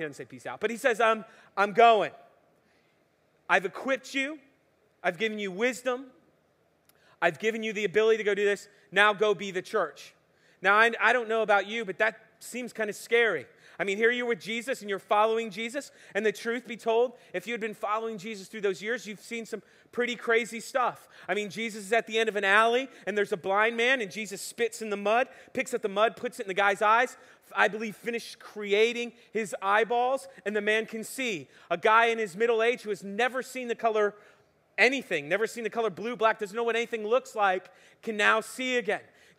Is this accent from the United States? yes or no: yes; West Palm Beach, Florida, United States; I'm originally from West Palm Beach, Miami, South Florida. Anybody else from South Florida?